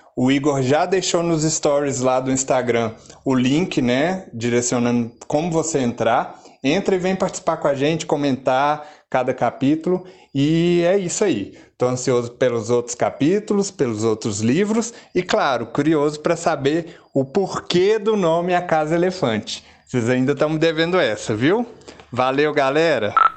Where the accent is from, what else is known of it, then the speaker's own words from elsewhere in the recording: Belo Horizonte, Minas Gerais, Brazil; Eu sou de Belo Horizonte